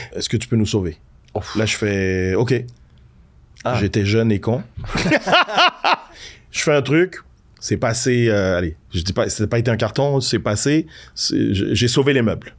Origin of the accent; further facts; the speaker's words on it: Quebec, Canada; quand j'étais gamin au Québec